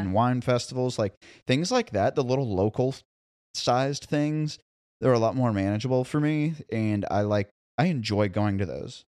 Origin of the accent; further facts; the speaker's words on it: Columbia, Missouri, United States; now in Nashville, United States; my hometown in Columbia, Missouri